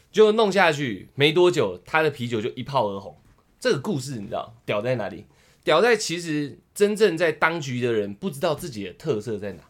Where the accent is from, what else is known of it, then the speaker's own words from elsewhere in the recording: Tamsui, New Taipei, Taiwan; 我老家靠海。然后 我从国中就在淡水